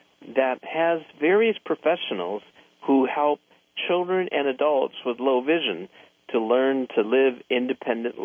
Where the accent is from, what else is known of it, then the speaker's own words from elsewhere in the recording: Los Angeles, California, United States; I grew up in West Los Angeles in a community where virtually everybody there was Japanese-American